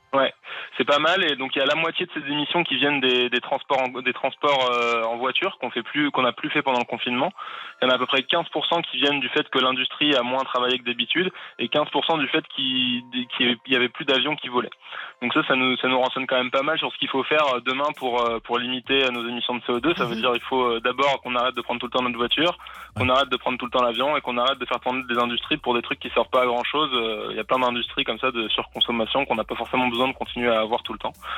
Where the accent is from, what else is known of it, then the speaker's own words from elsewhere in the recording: France; chez nous, en France